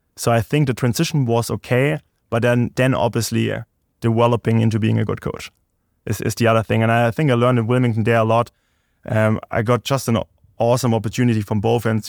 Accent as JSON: {"language": "English", "town": "Stuttgart", "region": "Baden-Württemberg", "country": "Germany", "tie": "born or raised there", "also_born_or_lived": "Hickory, North Carolina", "second_language": "English", "moved": "as an adult", "lives_now": "United States", "said": "I'm from Stuttgart, uh, Germany, so it's like, uh, more like dialect accent thing."}